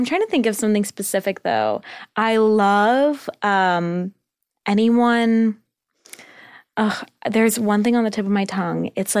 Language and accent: English; California, United States; Orange County.